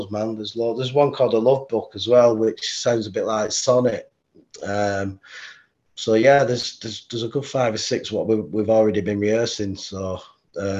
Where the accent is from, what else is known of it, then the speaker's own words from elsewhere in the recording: Bolton, North West England, United Kingdom; my hometown Bolton